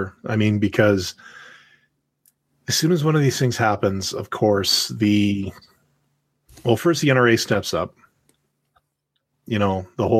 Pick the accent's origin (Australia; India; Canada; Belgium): Canada; I'm Canadian